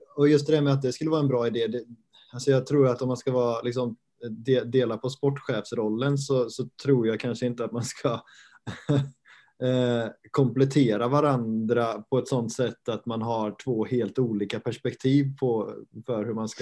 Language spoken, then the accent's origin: Swedish; Götene, Västra Götaland, Sweden; now in Halmstad, Sweden; jag kommer från eh, Götene, samma ort som Arne Selmosson